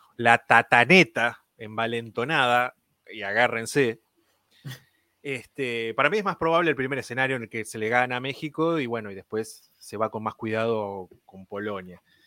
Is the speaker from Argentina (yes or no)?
yes; Argentina; como argentino